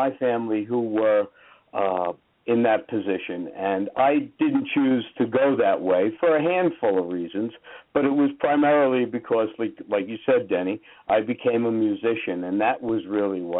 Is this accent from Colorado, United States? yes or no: no; Hudson County, New Jersey, United States; I come from New Jersey, and in Hudson County, New Jersey specifically, which is right across the Hudson River from Manhattan